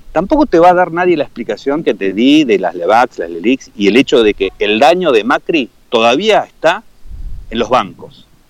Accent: Argentina; me desafiaste como argentino

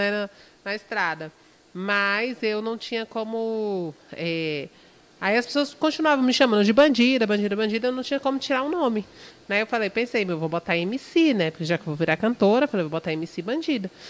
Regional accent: Brasília, Federal District, Brazil; Então, gente, é, tem nove anos que eu canto, sou de Brasília, né? Nunca morei fora ainda

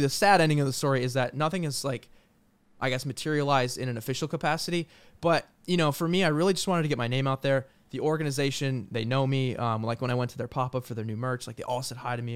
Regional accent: New York, United States; moved away as an adult; also born or lived in San Jose; I'm from New York

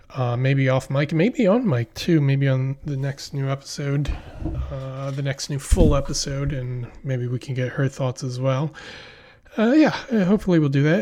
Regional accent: Philadelphia, Pennsylvania, United States; now in New York, United States; I'm from Pennsylvania, I live in New York.

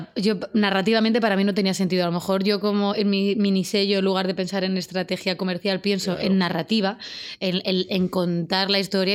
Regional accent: Úbeda, Andalusia, Spain; moved away; nos vamos a mi pueblo

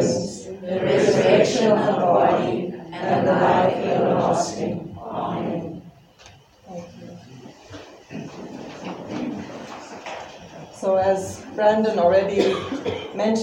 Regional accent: Finland; English is a second language; moved away as an adult; my accent is because I am from Finland. Even if I have been here for 18 years

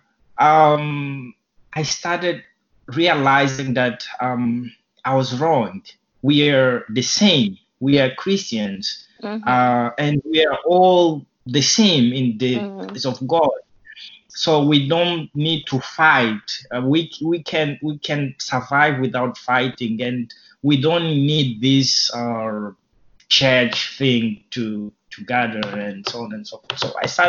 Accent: Mozambique; English is a second language; moved away as an adult; now in Japan; I'm from Mozambique, as I told you, and I used to speak Portuguese in my country.

